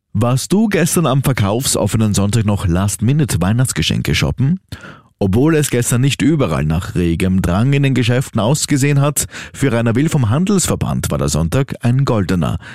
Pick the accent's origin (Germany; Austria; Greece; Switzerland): Austria; bei uns in Österreich